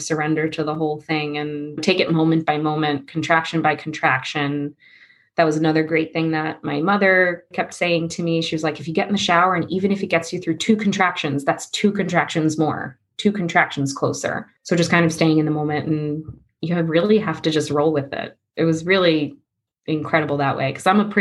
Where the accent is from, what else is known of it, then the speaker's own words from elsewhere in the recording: Long Island, New York, United States; moved away as an adult; now in Astoria, New York, United States; I'm originally from Long Island